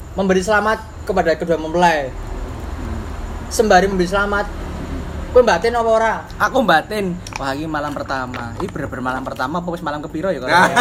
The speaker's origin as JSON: {"language": "Indonesian", "region": "Java", "country": "Indonesia", "said": "kita dari Jawa Tulen kita harus menjunjung bahasa Jawa tinggi-tinggi"}